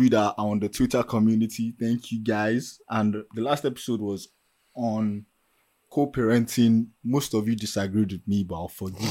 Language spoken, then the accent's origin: English; Nigeria; As we young Nigerians